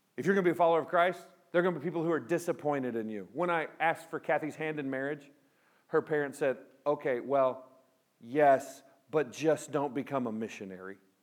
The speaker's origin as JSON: {"language": "English", "town": "Pico Rivera", "region": "California", "country": "United States", "tie": "born or raised there", "moved": "yes", "said": "I grew up in Southern California. I was born in Los Angeles, Pico Rivera"}